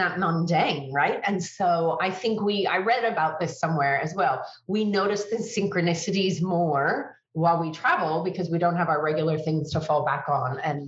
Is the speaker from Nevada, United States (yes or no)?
no; San Francisco, California, United States; moved away as an adult; also born or lived in Europe; now in Sydney, Australia; So I'm born and raised in California, San Francisco. You know, both my parents are American. And then when I was 19, I moved to Europe for 5 years.